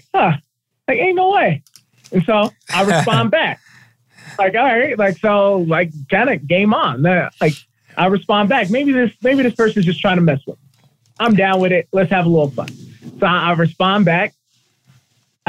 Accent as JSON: {"language": "English", "region": "Colorado", "country": "United States", "tie": "born or raised there", "said": "I was born and raised in Colorado"}